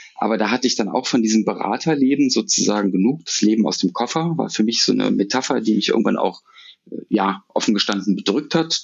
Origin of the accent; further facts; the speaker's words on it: Düsseldorf, North Rhine-Westphalia, Germany; Ich bin eine Düsseldorfer Junge, ich bin in Düsseldorf geboren, aufgewachsen und äh, habe es äh, aus Gründen auch nicht rausgeschafft aus der Stadt